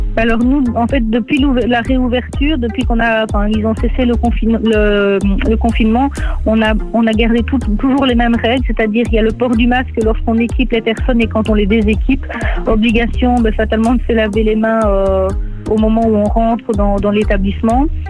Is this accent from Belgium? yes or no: yes; Nivelles, Wallonia, Belgium; j'ai grandi à Nivelles